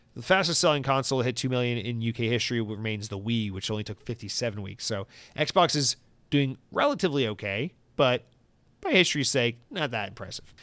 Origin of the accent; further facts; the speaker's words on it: Georgia, United States; moved away; I'm from Georgia